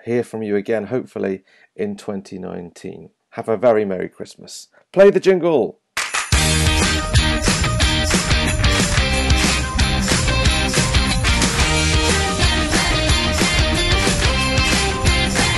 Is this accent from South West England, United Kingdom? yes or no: yes; Bristol, South West England, United Kingdom; I always like to think of my hometown as the place you go when you can't get anywhere else